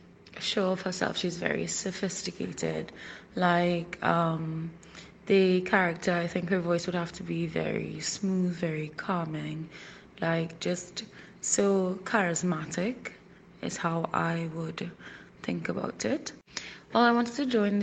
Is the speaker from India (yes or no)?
no; Trinidad & Tobago; I'm from the Twin Island Republic of Trinidad and Tobago, and that's in the Caribbean.